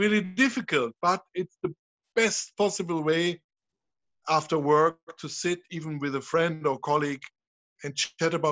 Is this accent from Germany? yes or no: yes; Trier, Rhineland-Palatinate, Germany; I'm coming from Trier. Trier is the old Roman city. You find, whenever you dig in your garden, you find old parts from amphoras or whatever. And I grew up with that.